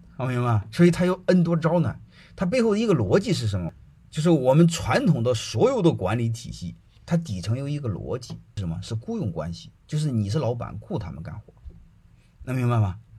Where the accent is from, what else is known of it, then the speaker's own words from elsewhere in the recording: China; 我们中国人